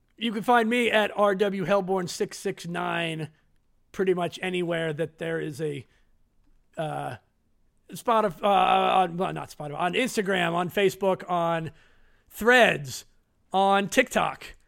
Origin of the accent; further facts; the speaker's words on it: United States; I'm American